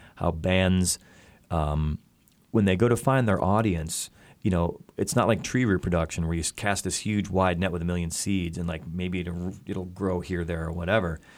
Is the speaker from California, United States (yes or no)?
no; Chicago, Illinois, United States; the venues in my hometown